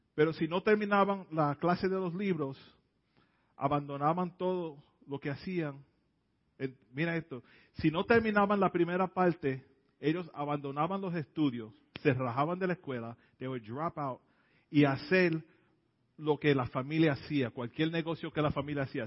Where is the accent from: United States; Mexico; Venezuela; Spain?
United States; New York City, New York; Yo me crié en el Bronx, en el South Bronx. Nací en la, en la área de Hunts Point